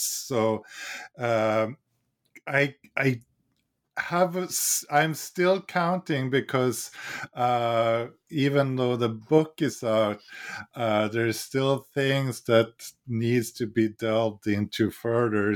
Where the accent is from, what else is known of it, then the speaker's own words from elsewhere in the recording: Sweden; now in United States; I'm from Sweden